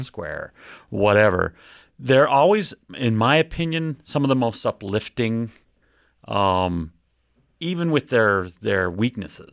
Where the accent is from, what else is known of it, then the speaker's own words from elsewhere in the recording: Ogden, Utah, United States; moved away as an adult; now in Round Rock, United States; I grew up in Ogden, Utah, so that's, that's kinda where I, I cut my teeth